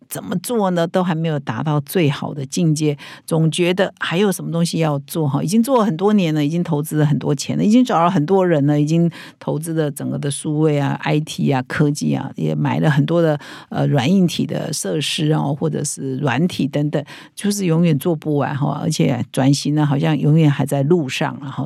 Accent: Taiwan; 我们台湾人最熟悉的

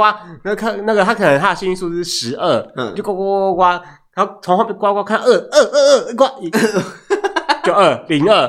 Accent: Hualien, Hualien County, Taiwan; 因为我虽然我是花莲人，之前都住花莲

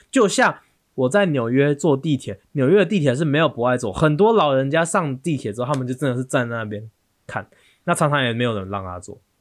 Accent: Taiwan; 我们台湾人

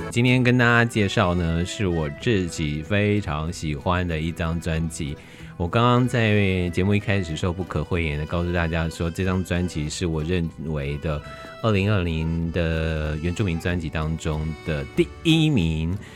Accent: Taiwan; 我们台湾

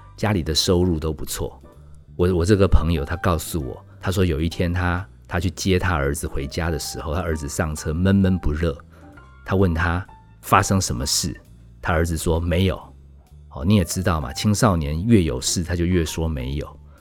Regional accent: Taipei, Taiwan; 我从北投搬到市中心

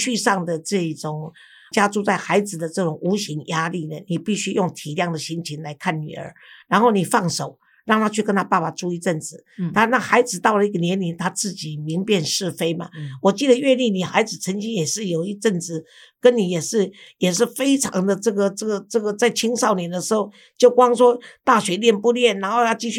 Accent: Taiwan; 有我们台湾人的气质

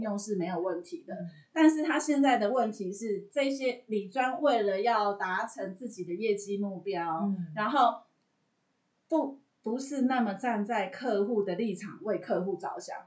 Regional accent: Taiwan; 我们台湾人

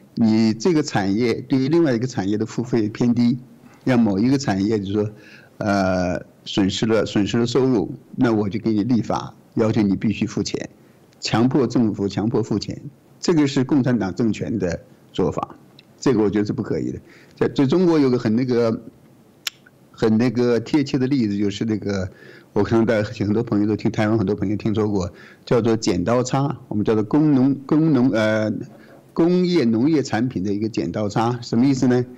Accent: Australia; 觉得我们澳洲人的。呃，智慧产权，我们制造出来的东西被你美国人给这拿走了

